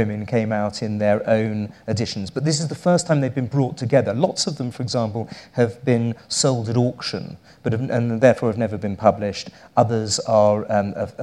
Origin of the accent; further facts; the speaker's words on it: United Kingdom; I am British